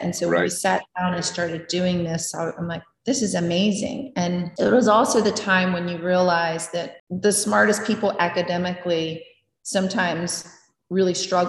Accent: Maryland, United States; also born or lived in New Jersey; Actually, growing up in Maryland, I grew up near the DC area and when we lived in New Jersey from when we did, I always was fascinated with New York City too.

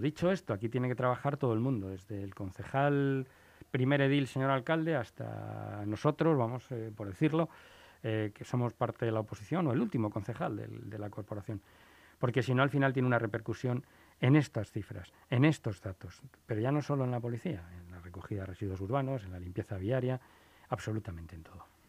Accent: Spain; en mi país

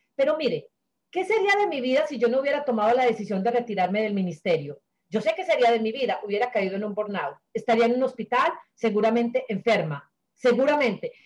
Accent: Sonsón, Antioquia, Colombia; moved away as an adult; Sonsón, el pueblo donde yo nací

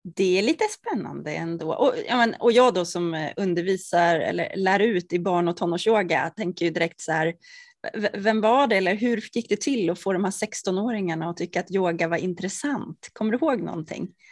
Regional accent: Norrtälje, Stockholm County, Sweden; vi kommer från Norrtälje båda två

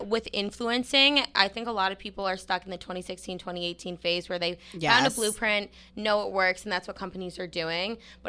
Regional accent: New Hampshire, United States; I'm from Nashville, New Hampshire.

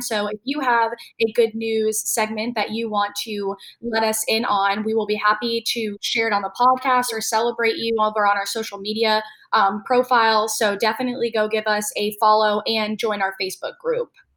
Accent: upstate New York, United States; now in Charlotte, United States; I'm from like more of upstate

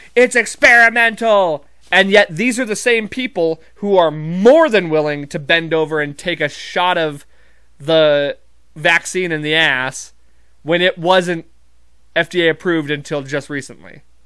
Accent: Montana, United States; I'm not from Texas, I'm from Montana

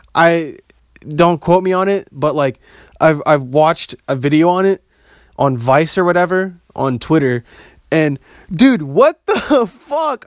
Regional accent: Bosnia & Herzegovina; I'm, I'm from Bosnia

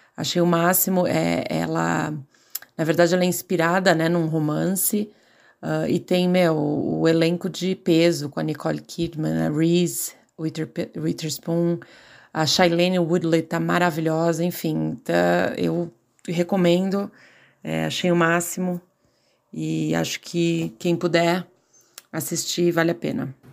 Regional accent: Santos, São Paulo, Brazil; moved away as an adult; now in San Diego, United States; Eu sou de Santos, litoral de São Paulo, mas há quatorze anos eu moro na Califórnia, em San Diego

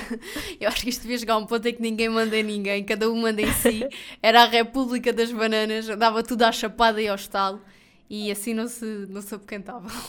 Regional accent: Portugal; eu sou português do Portugal

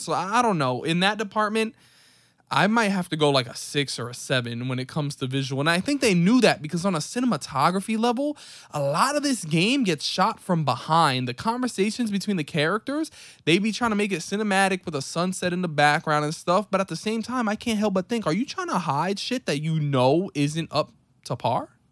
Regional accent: New York City, New York, United States; as a New York City native

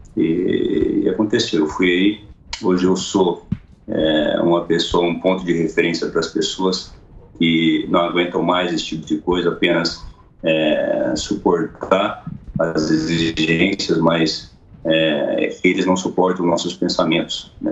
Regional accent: Iturama, Minas Gerais, Brazil; eu sou mineiro, do Triângulo Mineiro, minha cidade se chama Iturão, Minas Gerais.

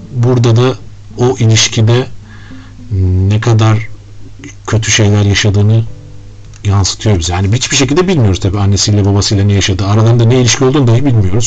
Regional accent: Turkey; bir Türk olarak

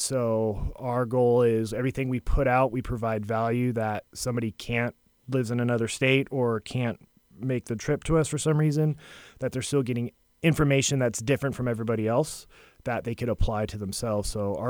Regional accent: California, United States; moved away as an adult; now in Seabrook, United States; I'm from California, so I just escaped.

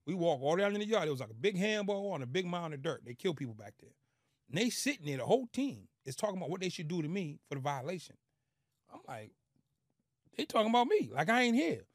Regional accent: Boston, Massachusetts, United States; born or raised there; moved away

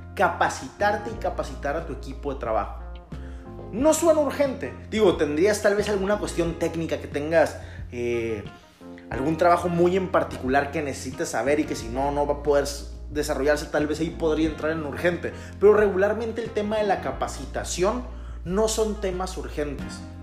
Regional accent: Mexico; Como buenos mexicanos

